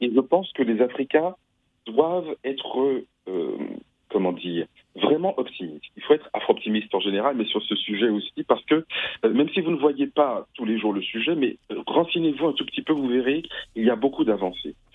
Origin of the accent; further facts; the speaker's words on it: Martinique; moi je suis martiniquais